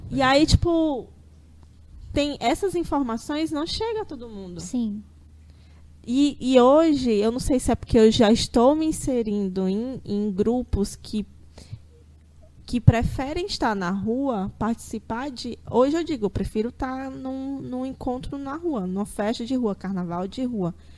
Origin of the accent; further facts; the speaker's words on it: Fortaleza, Ceará, Brazil; eu nasci e me criei aqui em Fortaleza